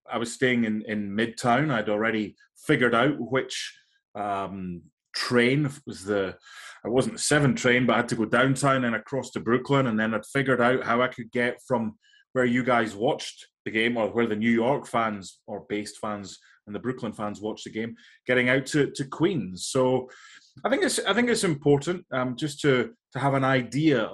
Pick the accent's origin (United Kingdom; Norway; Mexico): United Kingdom; Edinburgh, Scotland; moved away as an adult; now in United States; that's where I grew up in Scotland.